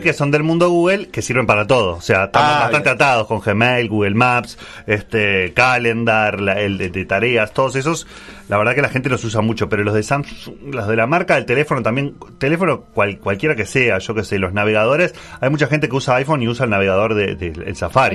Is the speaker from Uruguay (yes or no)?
yes; Montevideo, Uruguay; como montevideano